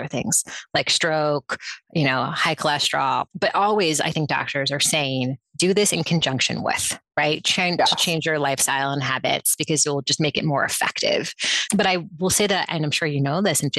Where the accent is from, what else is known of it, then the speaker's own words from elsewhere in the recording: New York City, New York, United States; I was raised in New York City